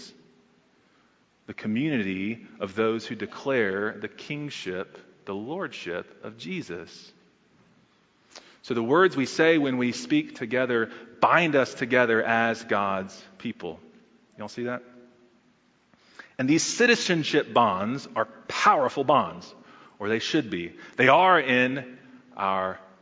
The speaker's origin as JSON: {"language": "English", "region": "Texas", "country": "United States", "moved": "yes", "lives_now": "Charlotte, United States", "said": "as a Texan"}